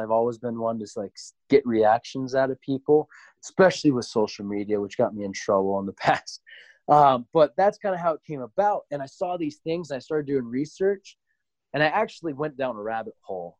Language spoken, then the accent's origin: English; Montana, United States; moved away; also born or lived in Boston, Massachusetts; I was born in Boston, but growing up in Montana